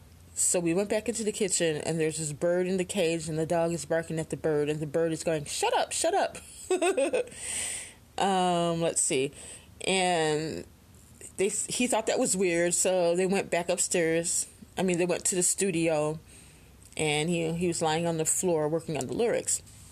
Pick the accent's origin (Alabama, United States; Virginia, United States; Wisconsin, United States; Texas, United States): Alabama, United States; He might be your pet, but I'm from Alabama. That's a snake.